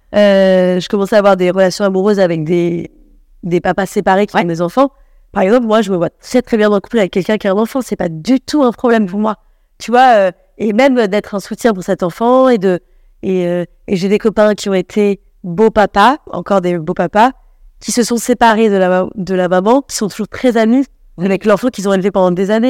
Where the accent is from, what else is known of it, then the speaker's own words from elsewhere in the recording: Paris, Île-de-France, France; j'ai grandi à Paris avec des gens plutôt de, de classe moyenne supérieure